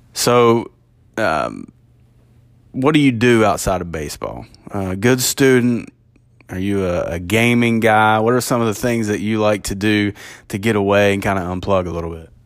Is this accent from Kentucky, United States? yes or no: yes; Kentucky, United States; as a guy growing up in Kentucky